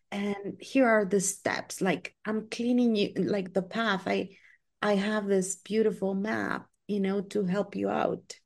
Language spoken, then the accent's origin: English; Guatemala; I am from Guatemala